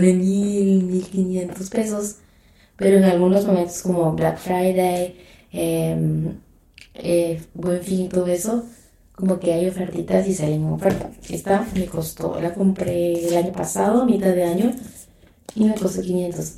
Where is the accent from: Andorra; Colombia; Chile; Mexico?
Mexico; yo soy mexicana